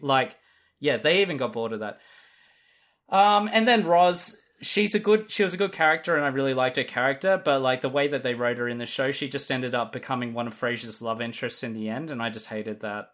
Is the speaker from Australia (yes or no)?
yes; Australia